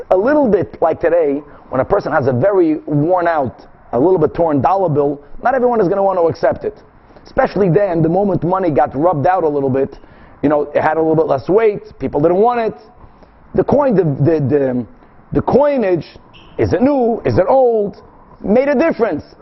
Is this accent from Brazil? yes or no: yes; Brazil; English is a second language; I'm from Brazil, guys. I have a good excuse.